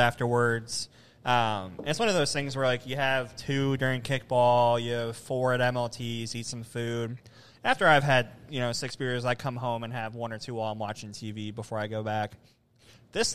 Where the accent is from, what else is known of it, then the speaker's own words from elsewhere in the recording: Cleveland, Ohio, United States; moved away; I'm from Cleveland